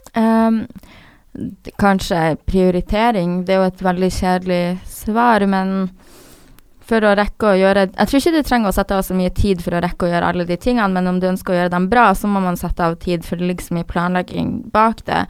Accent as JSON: {"language": "Norwegian", "town": "Harstad", "region": "Troms", "country": "Norway", "tie": "born or raised there", "moved": "yes", "said": "jeg har alltid vært en person i Harstad, der jeg kommer fra, som er en liten"}